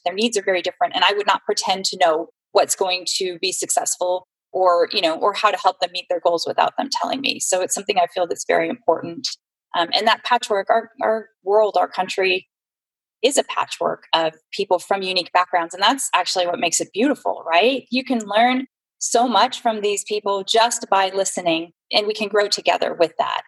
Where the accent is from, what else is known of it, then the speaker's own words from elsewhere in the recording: San Jose, California, United States; I'm a native Californian, very rare, actually, born and raised in San Jose.